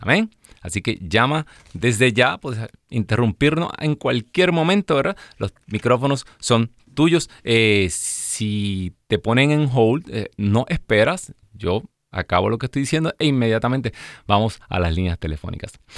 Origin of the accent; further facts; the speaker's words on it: Ciales, Puerto Rico; cuando yo estaba en primer grado, imagínese, de las hijas de María Auxiliadora, allá en, en el colegio de mi pueblo de Ciales, Puerto Rico